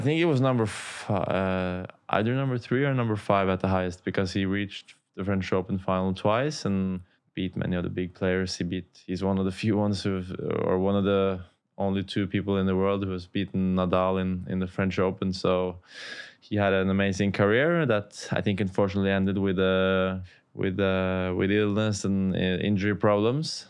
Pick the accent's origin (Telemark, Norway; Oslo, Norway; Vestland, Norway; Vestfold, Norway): Oslo, Norway; close to my hometown Oslo in Norway